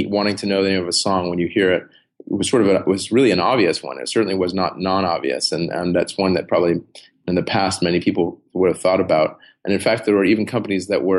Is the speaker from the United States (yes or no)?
yes; San Diego, California, United States; I grew up in San Diego, so surfing was a big part of my life